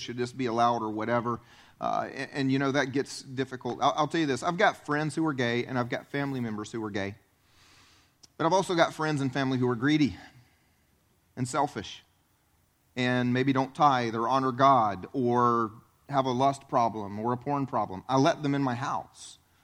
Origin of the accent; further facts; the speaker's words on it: South Carolina, United States; moved away as an adult; I grew up in South Carolina, tried to leave South Carolina